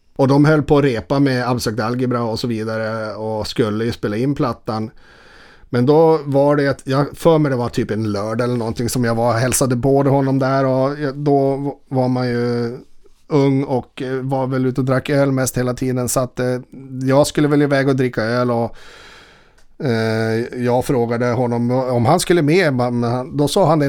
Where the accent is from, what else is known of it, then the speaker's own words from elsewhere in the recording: Boden, Norrbotten County, Sweden; moved away; also born or lived in Stockholm; jag är eh, alltså, från Boden